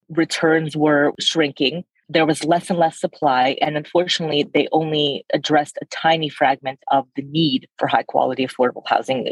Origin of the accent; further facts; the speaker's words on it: California, United States; moved away as an adult; also born or lived in Russia / San Francisco Bay Area / Philadelphia / London; I was born in Russia, so I'm a first generation immigrant, grew up in California